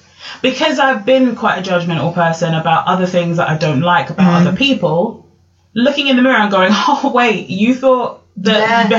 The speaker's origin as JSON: {"language": "English", "area": "Essex", "region": "East of England", "country": "United Kingdom", "tie": "born or raised there", "said": "I grew up in Essex when it was white as well, right? Now it's a bit more multicultural, but I grew up in Essex where it was me and one other black family in the whole of my town, right?"}